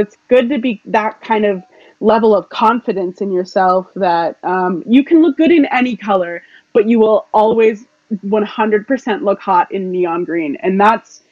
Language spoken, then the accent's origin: English; South Shore, Massachusetts, United States; We're both from South Shore, Massachusetts, so it would be so cool to represent our home